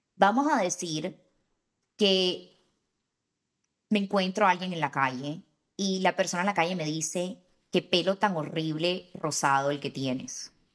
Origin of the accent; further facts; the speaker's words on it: Barranquilla, Atlántico, Colombia; especialmente de donde soy yo